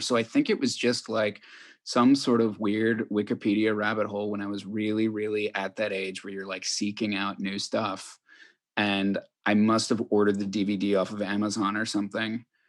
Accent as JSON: {"language": "English", "town": "Chicago", "region": "Illinois", "country": "United States", "tie": "born or raised there", "said": "I grew up in Chicago"}